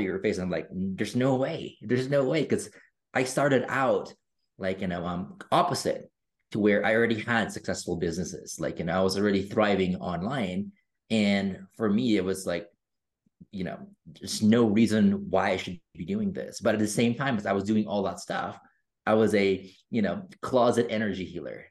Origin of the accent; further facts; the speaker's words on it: Philippines; I grew up in the Philippines